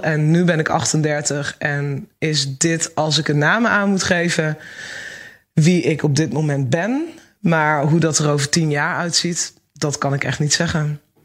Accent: Achterhoek, Gelderland, Netherlands; Ik kom uit de Achterhoek

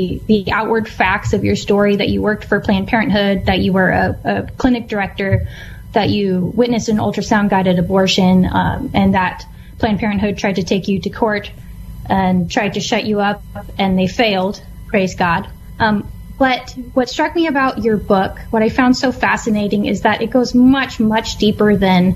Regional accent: West Coast, United States; a mother and cultural commentator born and raised on the West Coast

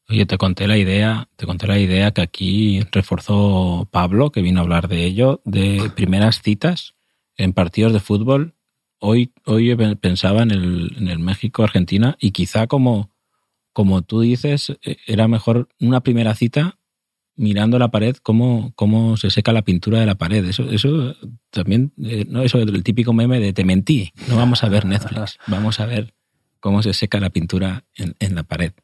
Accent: Spain; no somos los españoles

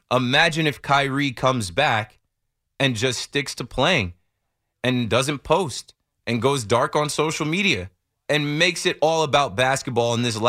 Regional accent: New Jersey, United States; I'm a Nets fan. I'm from Jersey.

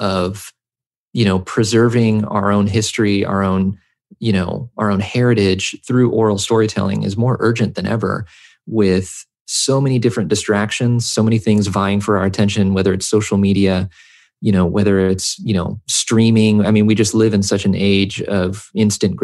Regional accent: rural Tennessee, United States; first language English; also born or lived in Southern California; I spent my formative years in rural Tennessee, when we moved over here from Southern California, I started to notice that most of my friends in this rural town where I grew up were white.

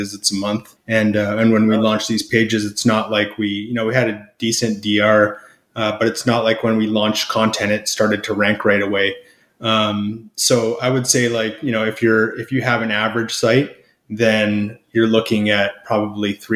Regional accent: Canada; I'm Canadian, so that's what we say up here

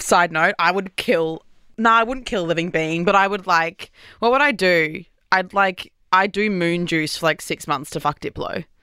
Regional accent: Brisbane, Queensland, Australia; moved away as an adult; now in Sydney, Australia; I'm living in Sydney, but I'm from Brisbane

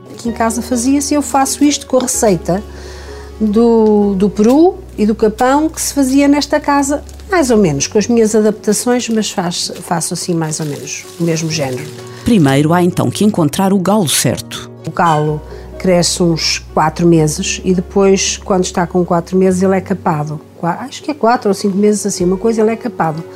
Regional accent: Paredes, Norte, Portugal; Aqui em casa, na, que é a casa onde eu nasci

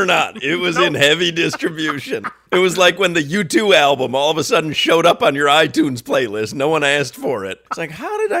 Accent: Highland Park, Illinois, United States; I grew up in Highland Park, Illinois

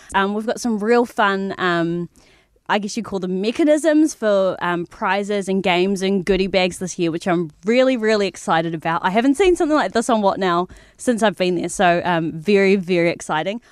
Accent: New Zealand; we have such a unique culture here, um, in New Zealand as Māori, as Kiwi

